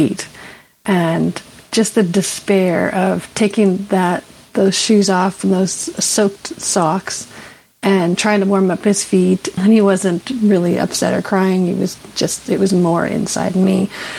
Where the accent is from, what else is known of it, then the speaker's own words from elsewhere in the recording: Canada; I'm from the beautiful village of Nutley Watten